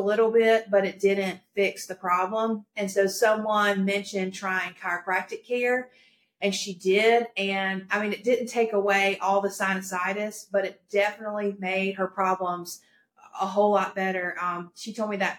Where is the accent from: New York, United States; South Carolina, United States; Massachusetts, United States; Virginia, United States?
South Carolina, United States; Greer; also born or lived in Florida; I'm from Greer, South Carolina, born and raised here